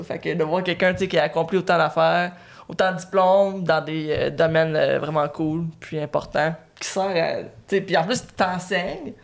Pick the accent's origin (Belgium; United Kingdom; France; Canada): Canada; Batiscan, Quebec; also born or lived in Trois-Rivières; j'ai j'ai grandi à Batiscan